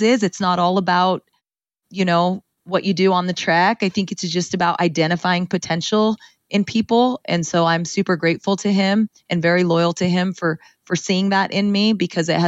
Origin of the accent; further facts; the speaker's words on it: Ceres, California, United States; I grew up in Ceres, California, in the Central Valley, in a Punjabi home